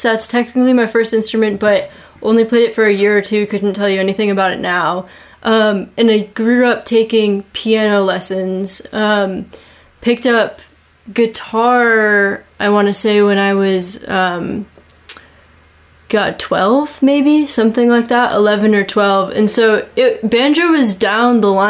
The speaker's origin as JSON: {"language": "English", "region": "Vermont", "country": "United States", "tie": "born or raised there", "said": "born and raised in Vermont, went to college in Vermont, and I'm still here"}